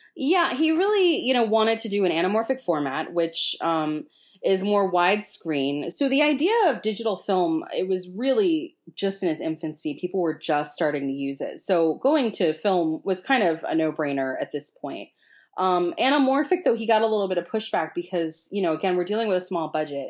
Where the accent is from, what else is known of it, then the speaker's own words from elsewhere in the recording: Florida, United States; I'm from Florida